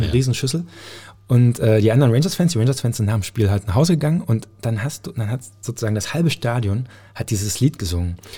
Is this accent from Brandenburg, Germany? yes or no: yes; Cottbus, Brandenburg, Germany; aber natürlich auch meiner Heimatstadt irgendwie einfach, dass sie, ja, dass alles gut wird. Also, ähm, ich glaube, Cottbus hat so viel Potenzial. Es ist so eine schöne Stadt.